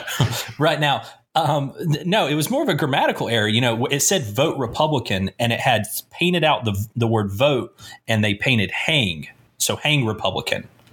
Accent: Asheville, North Carolina, United States; my hometown is just doing its best to make me proud

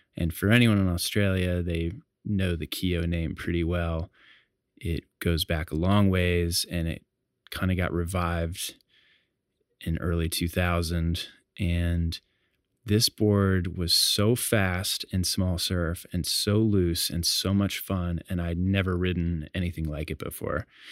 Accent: Hatteras Island, Outer Banks, North Carolina, United States; also born or lived in Chicago; I grew up in the Outer Banks of North Carolina on Hatteras Island. I moved there from Chicago when I was about eight years old

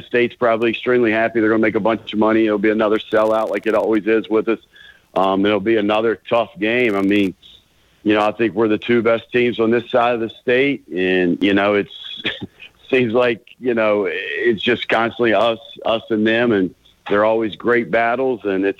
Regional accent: West Virginia, United States; moved away; I'm from West Virginia

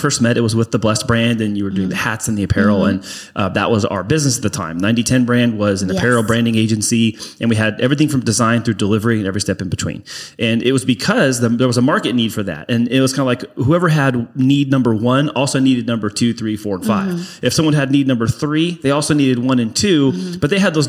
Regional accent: Bonita, California, United States; I am from San Diego. Born and raised, originally from Bonita

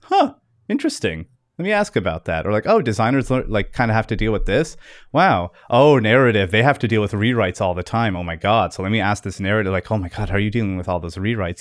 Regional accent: Fredericton, New Brunswick, Canada; I'm from Fredericton, New Brunswick, Canada

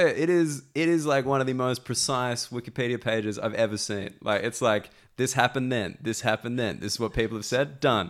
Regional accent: Sydney, New South Wales, Australia; accent: Australian; moved away as an adult; now in London, United Kingdom; I say that I'm Australian

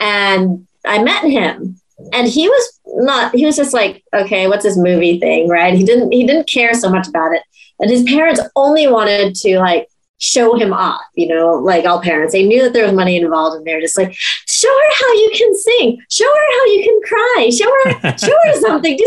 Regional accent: Laos; in Laos, because we don't really have professional actors in that regard

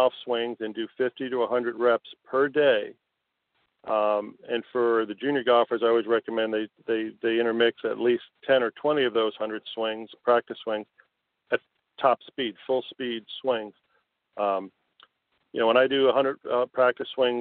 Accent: Connecticut, United States; now in South Florida, United States; I grew up in Connecticut, and I played all my high school and amateur golf up in Connecticut

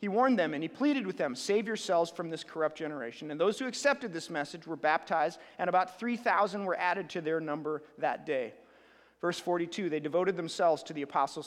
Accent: United States; we're American

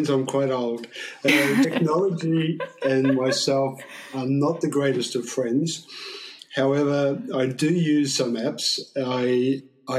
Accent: Australia; now in Shanghai, China; being Australian

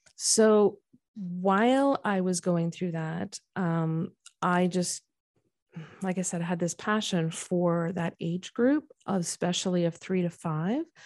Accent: Canada; moved away as an adult; now in United States; I went to school and was born and raised in Canada

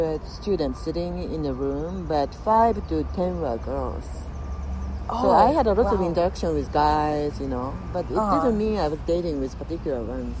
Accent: Kyoto, Japan; English is a second language; moved away as an adult; now in California, United States; I grew up in Kyoto, and I went to university in Kyoto.

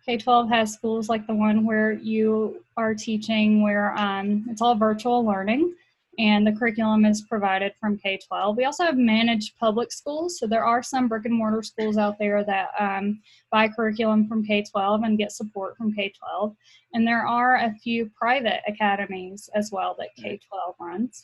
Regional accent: Appalachian Mountains, United States; I grew up in the Appalachian Mountains

